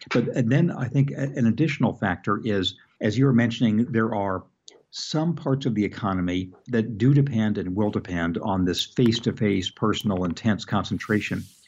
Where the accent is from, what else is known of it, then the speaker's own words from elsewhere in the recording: Redlands, California, United States; where I grew up in Redlands